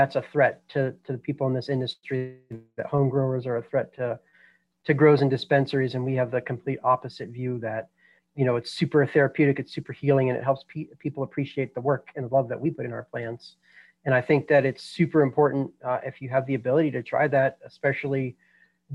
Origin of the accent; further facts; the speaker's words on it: Boulder, Colorado, United States; I was born and raised in Boulder, Colorado